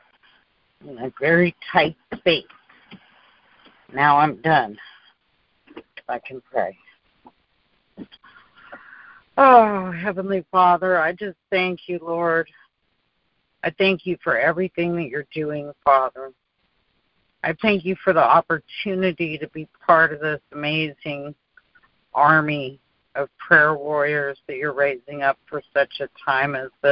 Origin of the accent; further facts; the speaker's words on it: San Francisco, California, United States; moved away as an adult; now in Napa Valley, United States; I'm a native San Franciscan